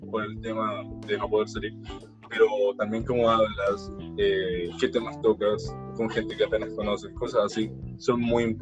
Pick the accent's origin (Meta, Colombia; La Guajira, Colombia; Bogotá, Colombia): Meta, Colombia; Villavicencio; Yo soy de Villavicencio, por así decirlo.